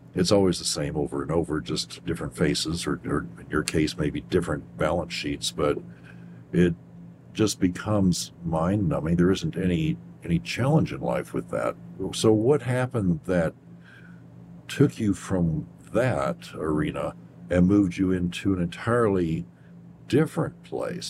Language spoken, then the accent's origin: English; Kentucky, United States; moved away; I grew up in Kentucky